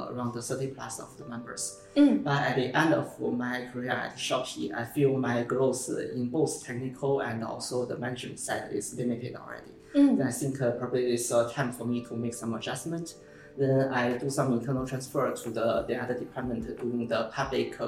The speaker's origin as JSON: {"language": "English", "country": "China", "moved": "as an adult", "lives_now": "Singapore", "said": "I come from China. I born in 1991. I came to Singapore in 2010 as a scholar."}